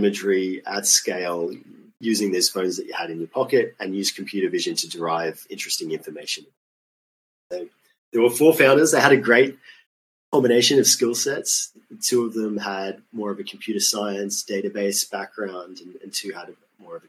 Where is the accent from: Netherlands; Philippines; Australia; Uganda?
Australia; moved away as an adult; also born or lived in Sweden; as a child growing up in Australia